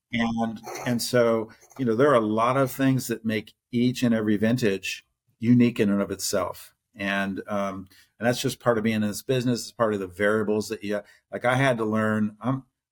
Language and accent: English; Ohio, United States; moved away as an adult; also born or lived in Houston; I grew up in Ohio. I'm a Buckeye